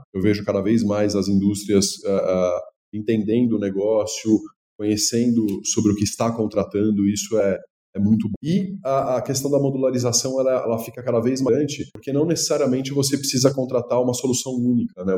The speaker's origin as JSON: {"language": "Portuguese", "country": "Brazil", "said": "eu como brasileiro"}